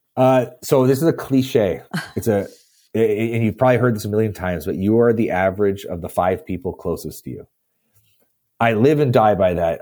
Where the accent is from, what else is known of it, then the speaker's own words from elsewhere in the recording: Canada; I'm from Canada. It gets cold here